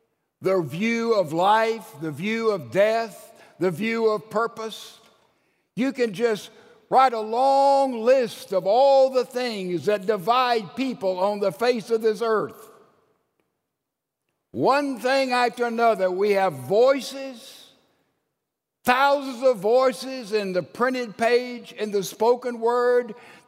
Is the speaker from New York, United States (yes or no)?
no; Laurel, Mississippi, United States; also born or lived in Alabama / Wake Forest, North Carolina; I was born in the Laurel General Hospital